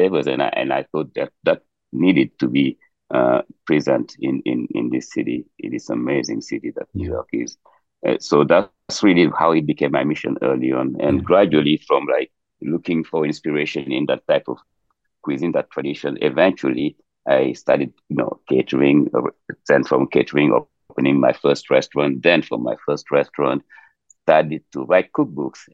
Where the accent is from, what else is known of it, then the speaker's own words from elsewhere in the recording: Dakar, Senegal; moved away; also born or lived in Casamance; I'm born and raised in Dakar